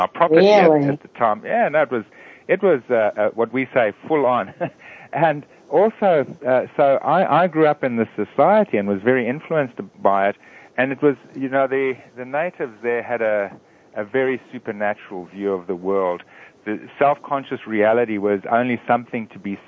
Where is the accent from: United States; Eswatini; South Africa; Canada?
Eswatini; moved away; also born or lived in Sydney, Australia; I grew up in a very small country in Africa called Swaziland